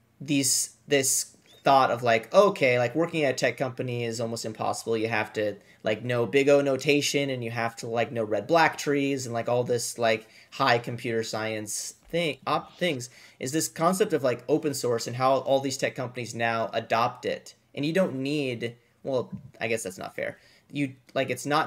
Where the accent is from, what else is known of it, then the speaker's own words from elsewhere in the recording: Washington, United States; I'm from the area, right? I'm from Washington State.